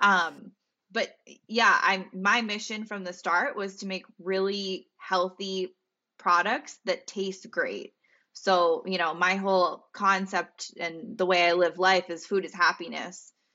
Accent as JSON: {"language": "English", "region": "Central Pennsylvania", "country": "United States", "moved": "yes", "said": "I'm from Pennsylvania, as you know, Central P"}